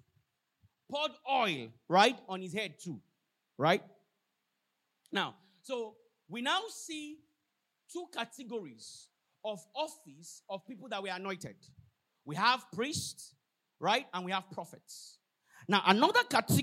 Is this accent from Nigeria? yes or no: yes; Osun, Nigeria; I'm not a Levite by tribal. I'm from Osun State. One crazy village like that.